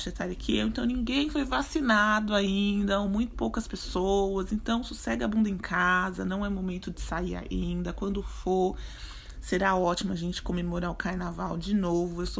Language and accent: Portuguese; São Paulo, Brazil; Para quem não sabe, sou de São Paulo.